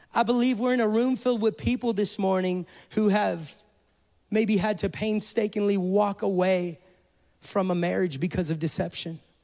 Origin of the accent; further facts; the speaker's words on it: California, United States; moved away; I come from California